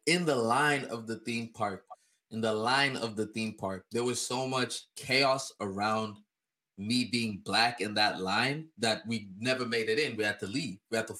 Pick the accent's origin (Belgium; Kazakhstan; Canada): Kazakhstan; When I was in Kazakhstan, growing up in Kazakhstan, a young lad